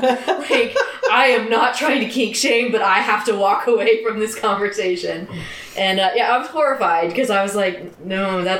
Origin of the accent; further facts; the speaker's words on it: Tulsa, Oklahoma, United States; I grew up in Tulsa, so it was pretty big.